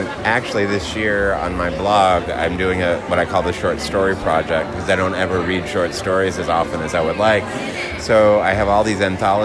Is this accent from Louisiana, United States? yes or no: yes; New Orleans, Louisiana, United States; I'm from New Orleans